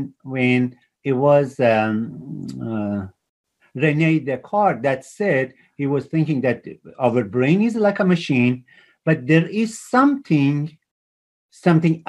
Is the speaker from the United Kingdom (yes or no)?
no; Iran; moved away as an adult; also born or lived in Toronto, Canada; I grew up in Iran